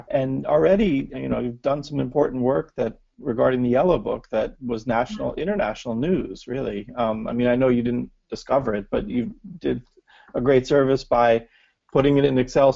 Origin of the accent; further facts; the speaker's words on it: United States; as an American